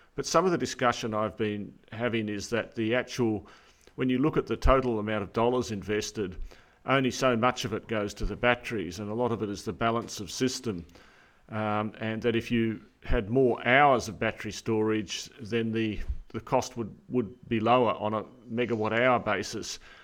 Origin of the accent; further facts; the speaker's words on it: New South Wales, Australia; New South Wales, my home state